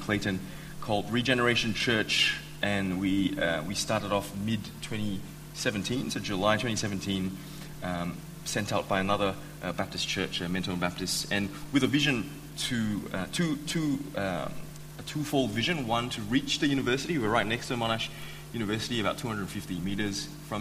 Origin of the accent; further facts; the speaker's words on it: Malaysia; now in Australia; I was born and raised in Malaysia.